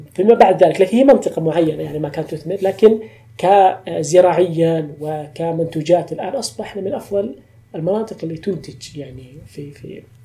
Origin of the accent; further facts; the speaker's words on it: Tabuk, Tabuk Province, Saudi Arabia; واخدم مدينتي